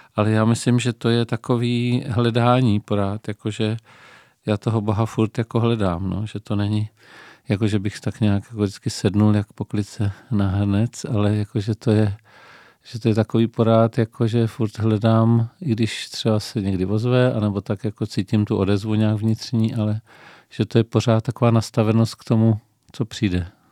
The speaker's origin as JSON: {"language": "Czech", "town": "Pardubice", "region": "Pardubice Region", "country": "Czechia", "tie": "born or raised there", "moved": "yes", "lives_now": "Brno, Czechia", "said": "narodil jsem se v Pardubicích, eh, v početné rodině"}